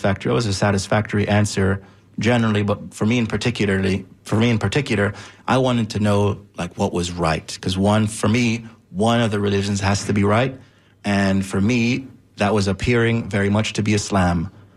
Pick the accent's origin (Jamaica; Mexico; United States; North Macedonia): Jamaica; was of course as a Jamaican, knew, was familiar with the Rastafarian movement.